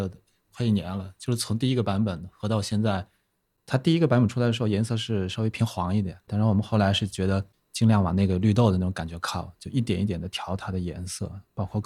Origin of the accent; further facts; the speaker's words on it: Jiangxi, China; 江西人。